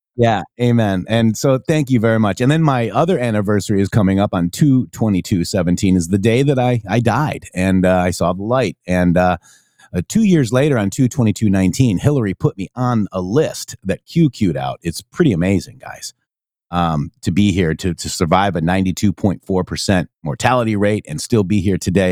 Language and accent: English; Rockford, Illinois, United States; we lived in Rockford at that time